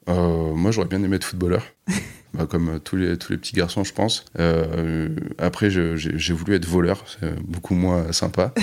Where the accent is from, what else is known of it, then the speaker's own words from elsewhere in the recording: Bordeaux, Nouvelle-Aquitaine, France; On est de Bordeaux